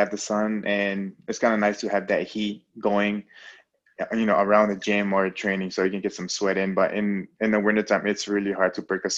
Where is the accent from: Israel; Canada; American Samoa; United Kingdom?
American Samoa; now in Alaska, United States; growing up in Samoa